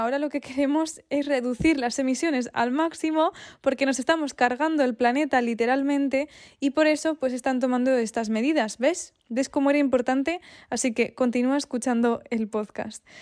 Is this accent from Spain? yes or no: yes; Spain; also born or lived in Sweden; Yo soy de España, pero viví durante dos años en Suecia